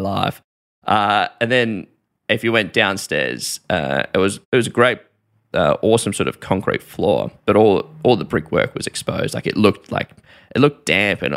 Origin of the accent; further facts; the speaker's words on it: Melbourne, Victoria, Australia; I'm from Melbourne